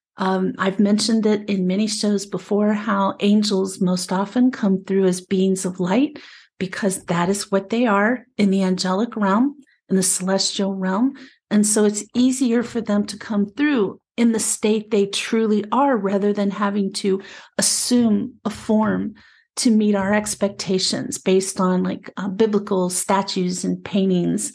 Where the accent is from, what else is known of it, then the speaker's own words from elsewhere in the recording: Appalachia, United States; also born or lived in Prescott, Arizona; now in Arizona, United States; I was raised in the Appalachian area in, back east.